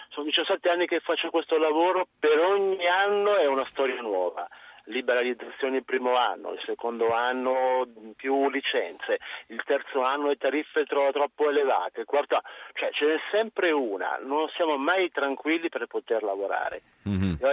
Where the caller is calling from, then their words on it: Milan, Lombardy, Italy; io sono un tassista, chiamo da Milano